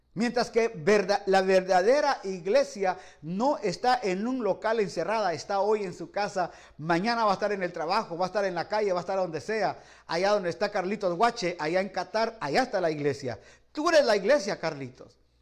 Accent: Guatemala; moved away; also born or lived in Los Angeles, United States / Guayaquil, Ecuador; yo soy guatemalteco

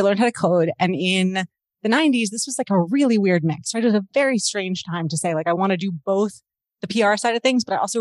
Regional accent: Baltimore, Maryland, United States; moved away as an adult; also born or lived in Washington, D.C. / California; now in Toronto, Canada; I grew up in Baltimore in the US and I married a Canadian

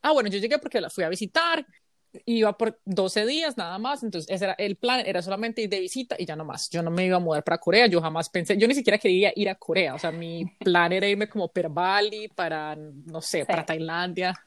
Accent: Colombia; moved away as an adult; now in United States

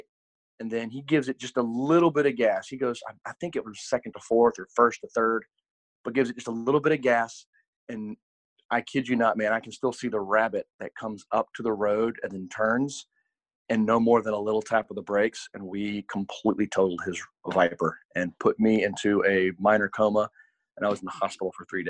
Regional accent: Nashville, Tennessee, United States; moved away; I grew up in Nashville, Tennessee.

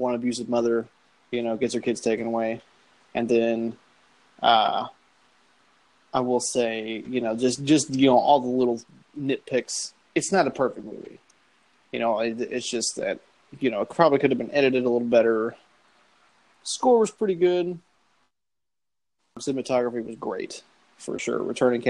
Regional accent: Joplin, Missouri, United States; we grew up in Joplin, Missouri, which is where the podcast is based out

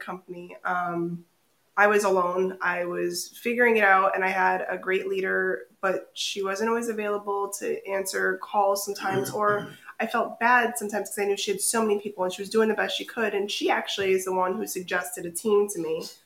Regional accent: Naugatuck, Connecticut, United States; am from Connecticut. Uh, I was born and raised in Naugatuck. I grew up in the valley my whole time

